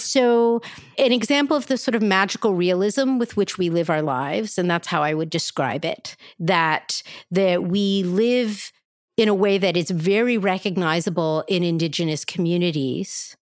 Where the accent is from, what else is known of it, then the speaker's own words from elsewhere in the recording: Philadelphia, Pennsylvania, United States; I'm from South Philly.